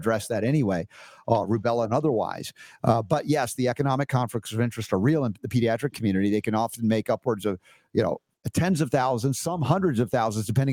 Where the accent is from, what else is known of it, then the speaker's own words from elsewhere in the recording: United States; growing up in America